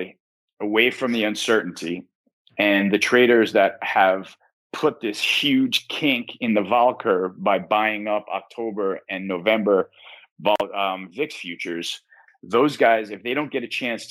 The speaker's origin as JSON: {"language": "English", "country": "United States", "said": "as an American"}